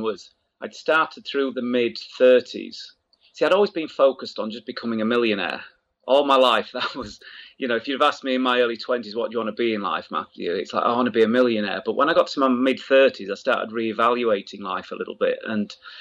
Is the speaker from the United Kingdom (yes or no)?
yes; Wakefield, Yorkshire and the Humber, United Kingdom; I grew up in the north of England, in Yorkshire, a place called Wakefield